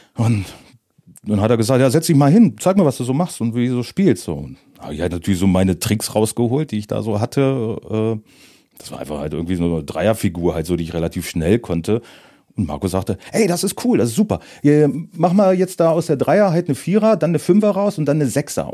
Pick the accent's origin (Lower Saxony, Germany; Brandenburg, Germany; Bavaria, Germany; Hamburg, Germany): Lower Saxony, Germany; Moringen; also born or lived in Northeim; ich komme aus Moring und nicht aus Göttingen